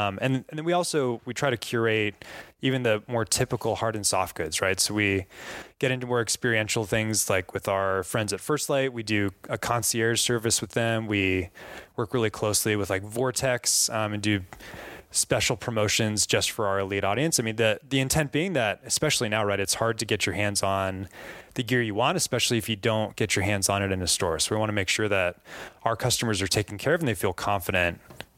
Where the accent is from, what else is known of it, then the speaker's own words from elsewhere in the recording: Colorado, United States; now in Montana, United States; born and raised in Northern Colorado, moved to Montana last year when I started working for OnX